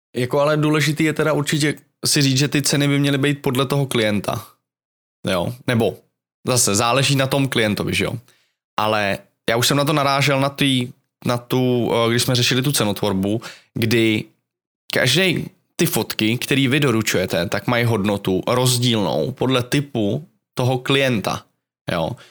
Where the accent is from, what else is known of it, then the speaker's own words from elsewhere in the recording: Czechia; jsem Čech